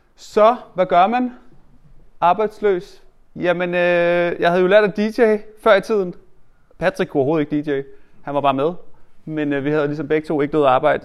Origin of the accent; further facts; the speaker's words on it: Hørsholm, Capital Region of Denmark, Denmark; jeg er ikke født der, men jeg er opvokset i Hjelmeparken oppe i Hørsholm